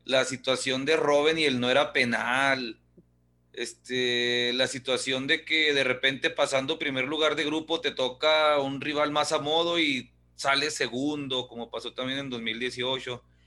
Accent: Ciudad Juárez, Chihuahua, Mexico; yo soy nacido en Juárez, yo puedo hacer chistes de mi Juárez

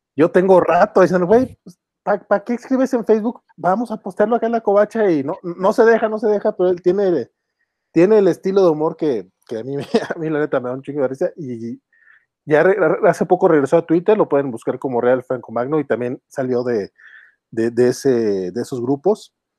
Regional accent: Durango, Mexico; yo, este, somos, somos de acá de Durango

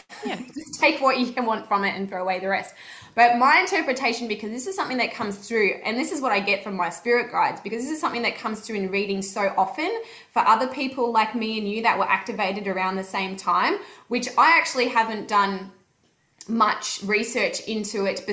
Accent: Melbourne, Victoria, Australia; we're from Melbourne

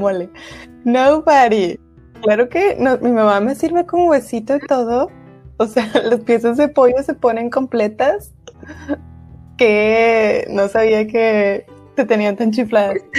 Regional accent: Monterrey, Nuevo León, Mexico

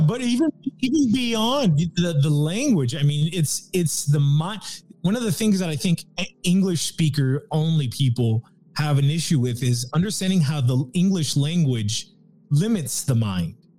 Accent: Nicaragua; I'm from Nicaragua.

